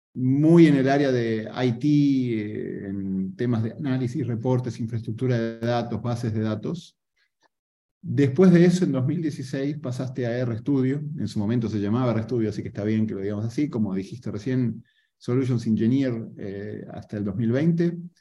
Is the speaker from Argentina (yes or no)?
yes; Argentina; yo soy argentino